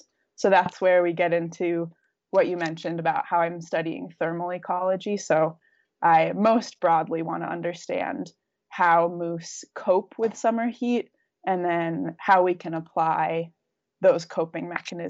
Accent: Rhode Island, United States; also born or lived in Minnesota; now in Wyoming, United States; But I grew up in Rhode Island and Minnesota and came to Wyoming 2 years ago to work for Brittany and Rachel

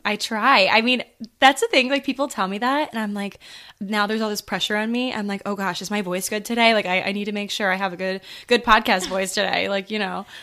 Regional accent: Maryland, United States; moved away as an adult; now in New York City, United States; I'm currently in Maryland, so yeah, home, home

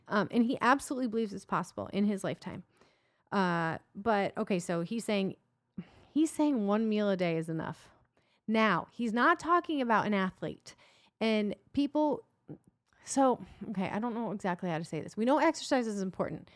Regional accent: Iowa, United States; I'm from Iowa

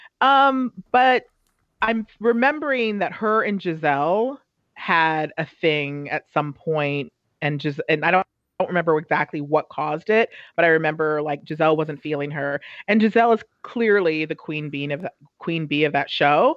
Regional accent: DMV area, United States; also born or lived in Los Angeles; now in New York, United States; my hometown. I grew up in the DMV area

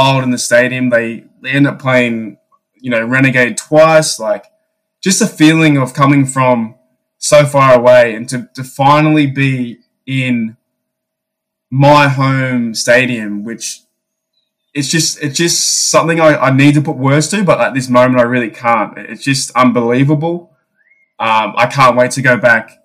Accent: Australia; I'm from Australia.

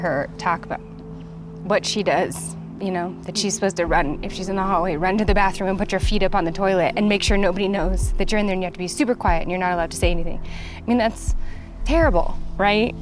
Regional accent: Littleton, Colorado, United States; I grew up in Littleton, Colorado

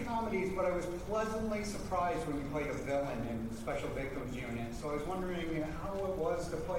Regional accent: Hamilton, Ohio, United States; I'm from Hamilton, Ohio.

